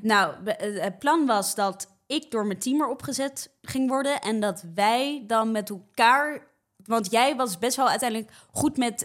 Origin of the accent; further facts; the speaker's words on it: Rotterdam, South Holland, Netherlands; moved away as an adult; now in Amsterdam, Netherlands; Dus ik ben een geboren en getogen Rotterdammer, maar eh, ik woon nu voor studie woon ik in Amsterdam.